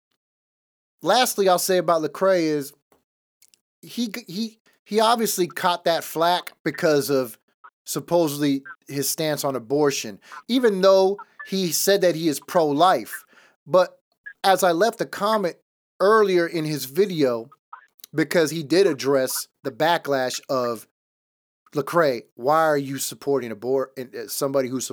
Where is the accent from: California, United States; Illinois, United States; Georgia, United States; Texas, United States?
California, United States; Los Angeles; I was born in East Los Angeles, in one of the worst neighborhoods in East LA. My dad was a gang member.